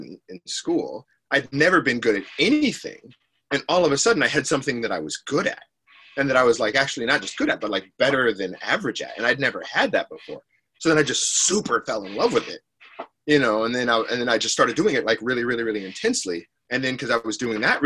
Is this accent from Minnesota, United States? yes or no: no; Detroit, Michigan, United States; moved away; I'm from Detroit originally, you know, and Detroit, especially back then, it's getting nicer now, but it was just a rough place